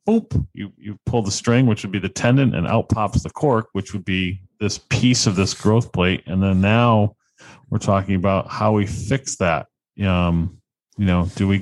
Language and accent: English; Connecticut, United States; I'm from Connecticut